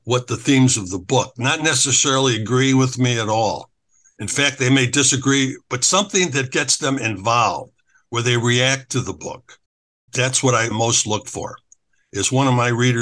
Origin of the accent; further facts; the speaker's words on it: Chicago, Illinois, United States; moved away as an adult; now in Sarasota, United States; I grew up in Chicago.